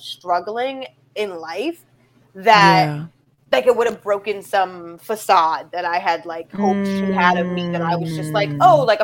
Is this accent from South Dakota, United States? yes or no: no; Boston, Massachusetts, United States; I'm from Boston.